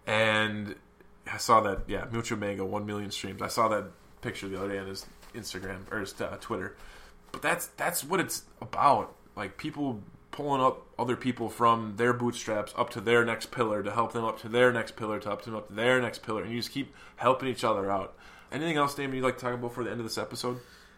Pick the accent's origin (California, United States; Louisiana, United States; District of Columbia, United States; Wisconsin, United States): Wisconsin, United States; We're all from Wisconsin.